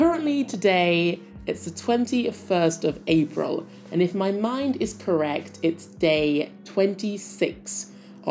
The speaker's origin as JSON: {"language": "English", "town": "Nottingham", "region": "East Midlands", "country": "United Kingdom", "moved": "as an adult", "lives_now": "New Zealand", "said": "I'm from Nottingham in the UK, and I do miss home, I do."}